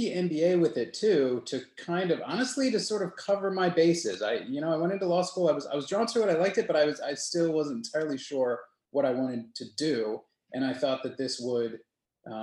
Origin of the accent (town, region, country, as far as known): Lancaster, Pennsylvania, United States; born or raised there; moved away as an adult; also born or lived in Richmond, Virginia